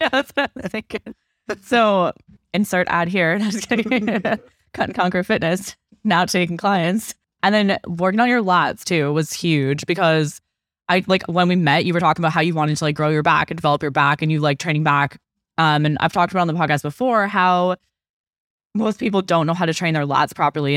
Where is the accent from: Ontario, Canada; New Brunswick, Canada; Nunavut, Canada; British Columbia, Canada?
British Columbia, Canada; Okanagan; I was from the Okanagan.